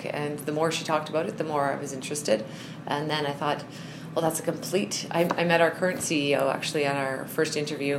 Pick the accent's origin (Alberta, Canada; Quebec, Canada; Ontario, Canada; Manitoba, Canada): Manitoba, Canada; Winnipeg; moved away as an adult; now in Calgary, Canada; And so I am from Winnipeg